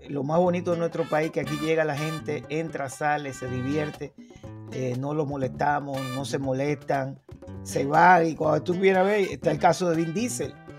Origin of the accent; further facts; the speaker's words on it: Dominican Republic; Dominicanos somos